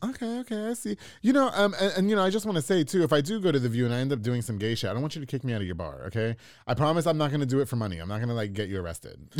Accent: New York, United States; moved away; also born or lived in Florida; I'm from New York

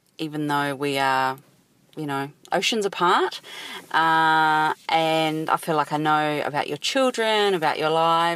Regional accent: New Zealand; now in Sydney, Australia; I live in Sydney, Australia. I'm actually a Kiwi from New Zealand

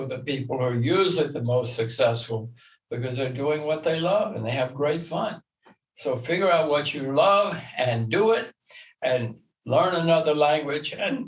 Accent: Alabama, United States; since I'm from Alabama

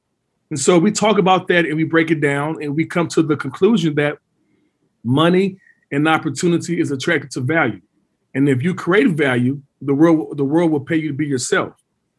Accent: Dallas, Texas, United States; moved away as an adult; also born or lived in Oklahoma City / Europe; I'm from Dallas, went to Dallas Carter.

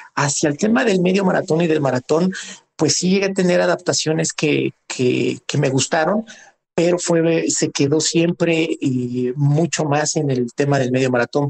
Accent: Mexico City, Mexico; Nací en, en la Ciudad de México. Soy, pues, oriundo de, de la Magdalena Contreras

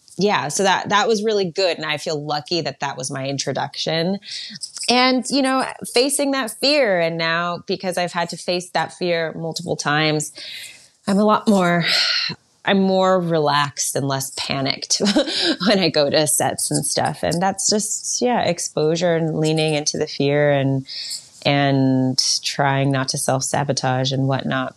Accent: New York, United States; also born or lived in Berlin, Germany; I grew up in New York, but I was born in Berlin. When I was one, my parents moved to New York.

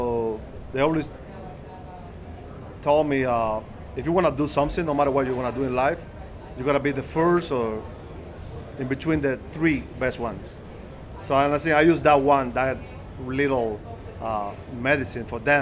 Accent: Havana, Cuba; moved away; I was born and raised in Havana, Cuba

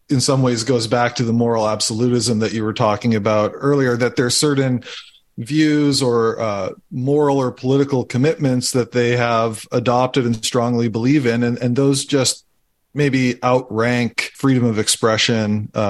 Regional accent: just outside of Edmonton, Alberta, Canada; moved away; I grew up just outside of Edmonton.

